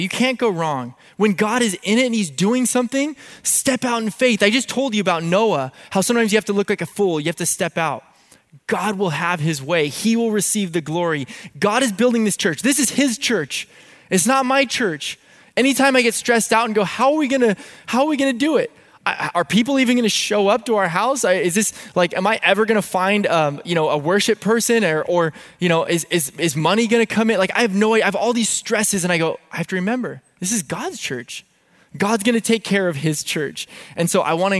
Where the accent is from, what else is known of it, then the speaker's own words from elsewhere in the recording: San Diego, California, United States; I grew up in San Diego. I grew up right here by the Rock Church